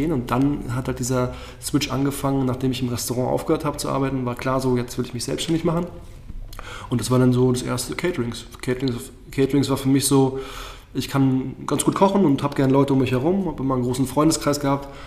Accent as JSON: {"language": "German", "region": "Berlin", "country": "Germany", "said": "Und wie es halt so in Berlin ist, bin selber aus Berlin und dann ist es schon sehr toxisch, das Nachtleben."}